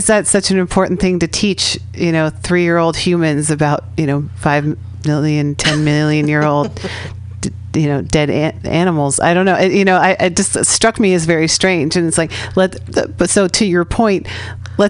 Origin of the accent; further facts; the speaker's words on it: Bay Area, California, United States; I'm from the Bay Area here.